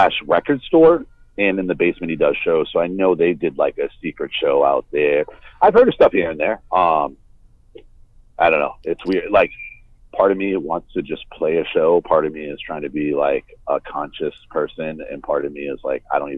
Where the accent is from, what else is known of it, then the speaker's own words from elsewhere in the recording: Boston, Massachusetts, United States; I grew up in Boston